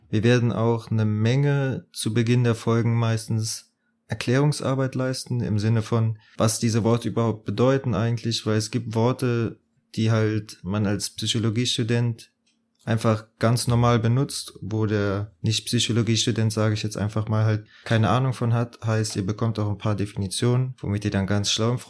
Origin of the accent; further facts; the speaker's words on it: Bitburg, Rhineland-Palatinate, Germany; born there; now in Munich, Germany; studiere in München, komme gebürtig aus Bitburg. Die Hälfte der Leute weiß wahrscheinlich gar nicht, wo Bitburg liegt. Aber jeder kennt das Bier, ja, ist genau aus der Stadt. Und ja, ist halt in äh, Südwestdeutschland.